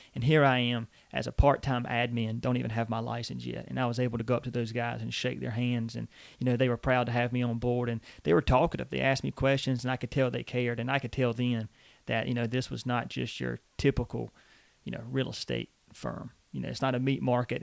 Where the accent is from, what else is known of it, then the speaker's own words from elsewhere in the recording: Eastern North Carolina, United States; I was born and raised in Eastern North Carolina